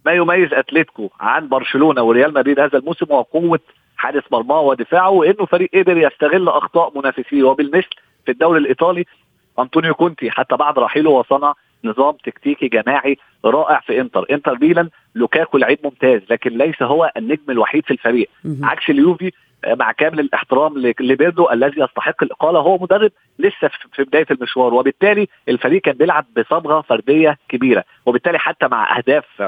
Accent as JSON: {"language": "Arabic", "country": "Egypt", "said": "انا مصري"}